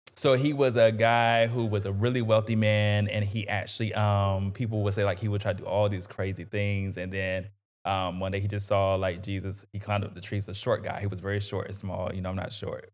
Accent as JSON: {"language": "English", "town": "North Augusta", "region": "South Carolina", "country": "United States", "tie": "born or raised there", "said": "grew up in North Augusta"}